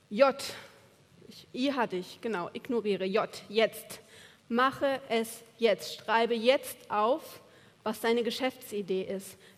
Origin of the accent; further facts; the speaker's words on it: Buenos Aires, Argentina; Und dann komme ich, eine Studentin aus Buenos Aires, und launch das Ding.